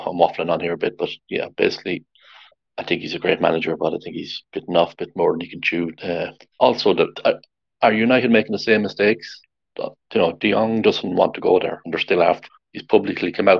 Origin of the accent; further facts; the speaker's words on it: Ireland; I'm Irish, I'm not English